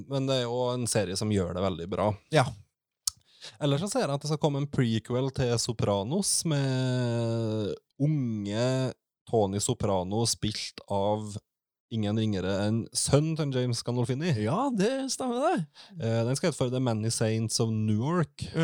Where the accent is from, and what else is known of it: Trøndelag, Norway